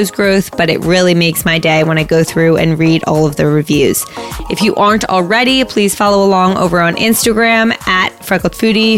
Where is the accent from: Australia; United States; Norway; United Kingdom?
United States; Princeton, New Jersey; also born or lived in New York; I was raised in New York until I was 3. And then I moved to New Jersey and I've lived in this house in Princeton for the rest of my New Jersey life